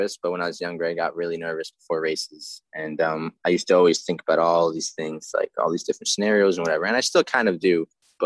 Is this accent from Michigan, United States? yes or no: no; New York City, New York, United States; moved away as an adult; now in Orange County, New York, United States; I grew up in Queens in New York City. And we moved about 5 years ago